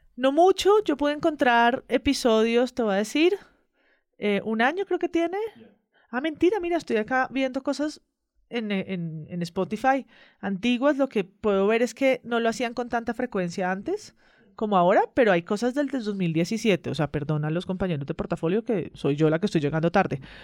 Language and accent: Spanish; Colombia; que nos juntan como colombianos y como colombianas